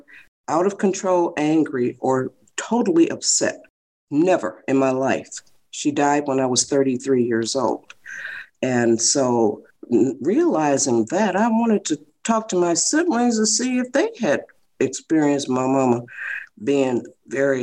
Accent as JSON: {"language": "English", "town": "Detroit", "region": "Michigan", "country": "United States", "tie": "born or raised there", "moved": "as an adult", "lives_now": "California, United States", "said": "I was born in Detroit, Michigan"}